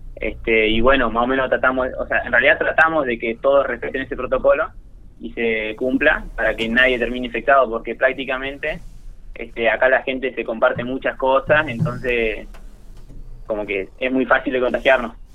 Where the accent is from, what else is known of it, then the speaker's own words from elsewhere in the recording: General Pico, La Pampa, Argentina; moved away as an adult; now in Córdoba, Argentina; soy de Pico y, estoy estudiando arquitectura acá en Córdoba